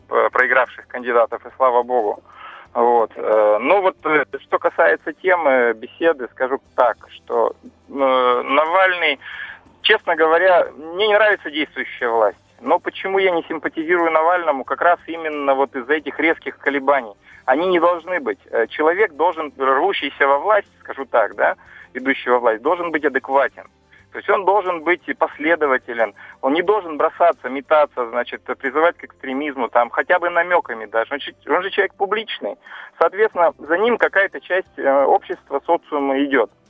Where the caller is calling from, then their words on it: Yekaterinburg, Sverdlovsk Oblast, Russia; с вами коллеги по выборам, я из Екатеринбурга.